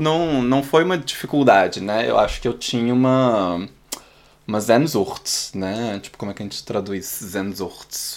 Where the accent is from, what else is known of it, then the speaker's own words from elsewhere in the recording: Brazil; first language Portuguese; moved away as an adult; now in Berlin, Germany; eu, como brasileiro